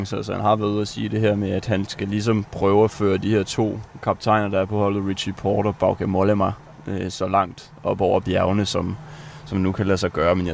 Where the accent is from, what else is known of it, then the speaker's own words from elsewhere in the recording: France; Altså som, som, som rigtig franskmand, så har jeg jo blevet nødt, bliver jeg nødt til at sige, at det smager simpelthen bare godt.